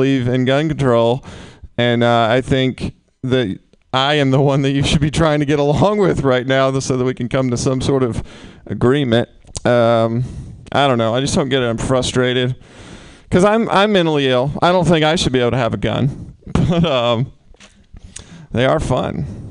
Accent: the South, United States; I'm from the South. I grew up shooting guns

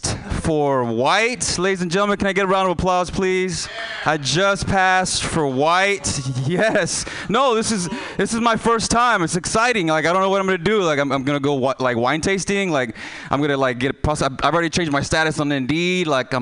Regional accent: Houston, Texas, United States; I'm from Houston, Texas. So I might have an accent here and there

